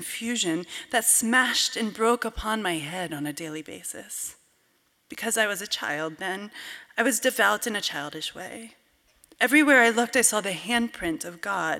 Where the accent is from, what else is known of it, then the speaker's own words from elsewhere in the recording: Cooperstown, New York, United States; the 18th century Presbyterian church in my hometown of Cooperstown, New York